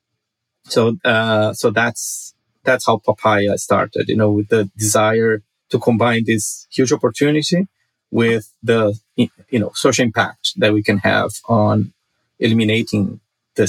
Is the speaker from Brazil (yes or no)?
yes; Brazil; now in Los Angeles, United States; I grew up in Brazil, a very poor country.